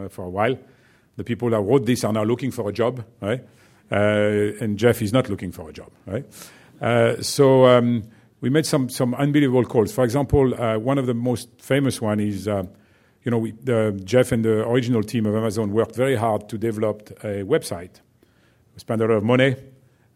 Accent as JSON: {"language": "English", "country": "France", "accent": "French", "second_language": "English", "said": "my French accent"}